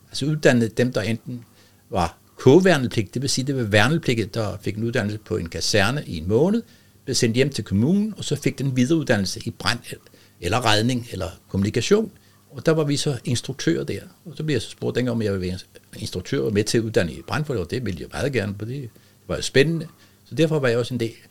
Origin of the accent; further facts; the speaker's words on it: Rønne, Capital Region of Denmark, Denmark; Ja, jeg er født i Rønne.